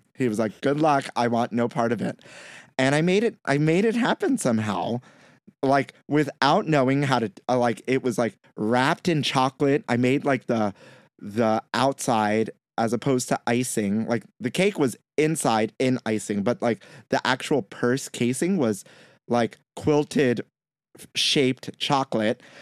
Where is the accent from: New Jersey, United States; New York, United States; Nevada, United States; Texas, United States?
New York, United States; New York City; I may be Puerto Rican and I grew up in Brooklyn